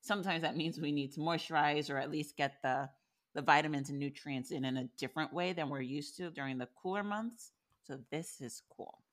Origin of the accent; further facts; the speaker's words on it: New York, United States; moved away; I'm from New York still